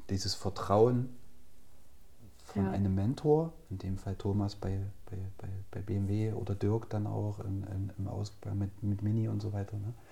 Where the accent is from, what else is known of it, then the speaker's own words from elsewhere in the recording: Altenburg, Thuringia, Germany; ich bin gebürtiger Altenburger. Äh, bin quasi in meinen Kindheitstagen durch Altenburg gestiefelt